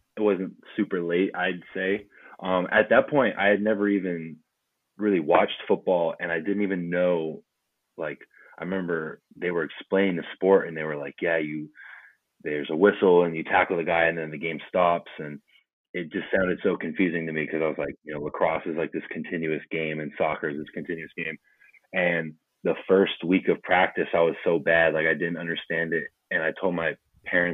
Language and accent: English; Canada; also born or lived in New Jersey; being a Canadian football player